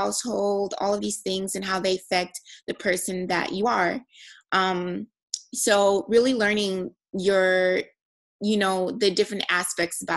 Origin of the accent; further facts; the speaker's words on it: Nigeria; a Nigerian female. You know, growing up in a culture